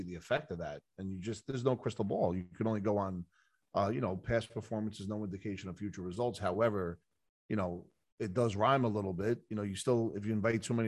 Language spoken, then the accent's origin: English; Bayonne, New Jersey, United States; a mutual person that I grew up with in Bayonne